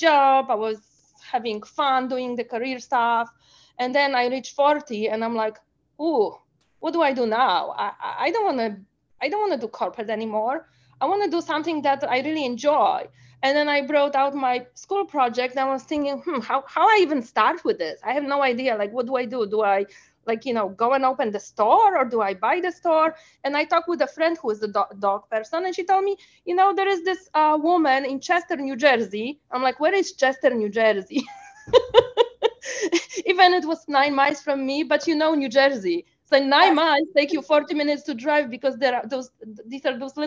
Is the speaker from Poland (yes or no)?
yes; Poland; moved away as an adult; now in United States; I was not born in US. I was born in Poland